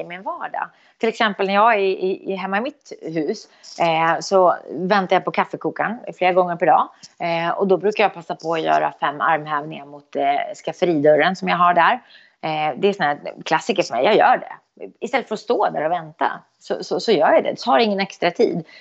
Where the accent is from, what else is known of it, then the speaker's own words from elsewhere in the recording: Eskilstuna, Södermanland, Sweden; Eskilstuna, det är min hemstad